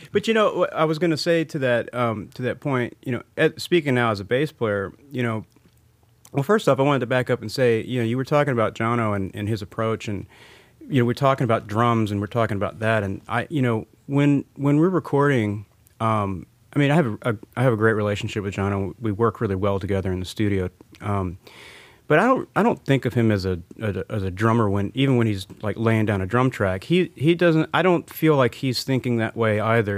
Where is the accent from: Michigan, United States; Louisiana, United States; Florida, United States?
Louisiana, United States; New Orleans; now in Nashville, United States; growing up in New Orleans